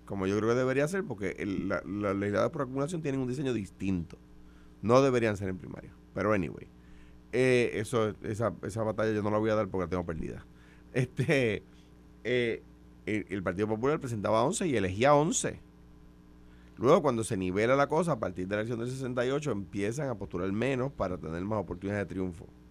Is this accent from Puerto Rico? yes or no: yes; Puerto Rico; siendo puertorriqueños, sin dejar de ser puertorriqueños